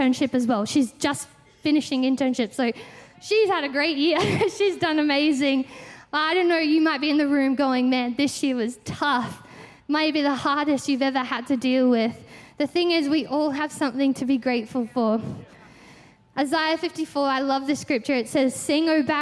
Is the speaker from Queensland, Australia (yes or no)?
no; Victoria, Australia; we're from Victoria